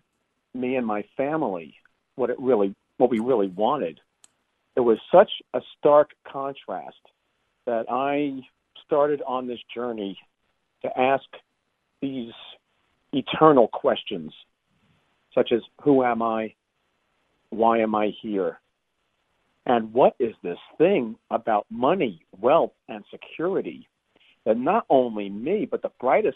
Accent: Long Island, New York, United States; moved away; also born or lived in San Francisco area; I grew up on Long Island

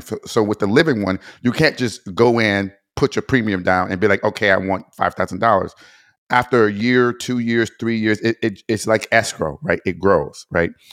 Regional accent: Detroit, Michigan, United States; growing up in Detroit

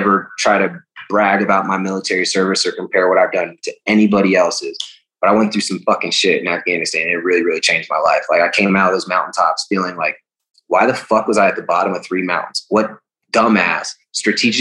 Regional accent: United States; being born in our country and raised

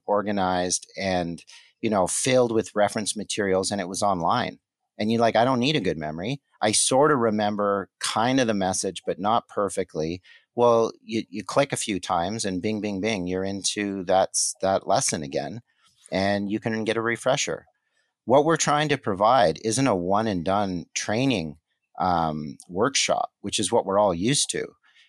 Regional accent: Montreal, Quebec, Canada; born there; I was born in Montreal, so I won't hold it against you, but I'm a Habs fan.

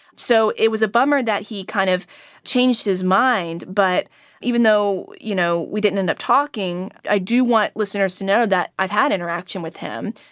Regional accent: United States; growing up in Manio, you know, running around, skateboarding, going to church

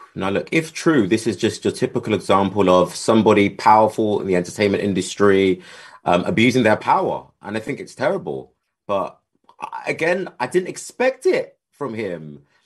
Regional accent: United Kingdom; accent: British

